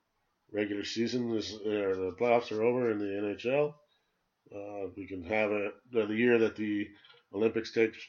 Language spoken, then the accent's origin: English; Canada; as a Canadian